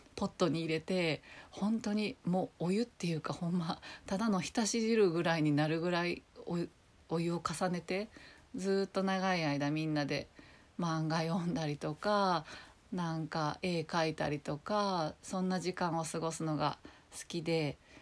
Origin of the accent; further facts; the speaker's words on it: Kobe, Hyogo, Japan; moved away as an adult; also born or lived in Nagoya; now in Tokyo, Japan; ずっと、まあ、生まれも育ちも神戸で